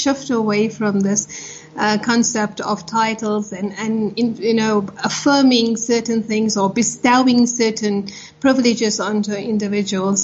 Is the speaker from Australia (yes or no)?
no; Potchefstroom, North West, South Africa; I grew up in Potchefstroom at the height of apartheid